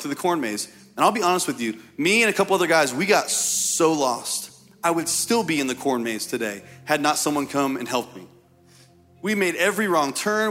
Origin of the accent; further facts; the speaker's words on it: Indiana, United States; I'm from Indiana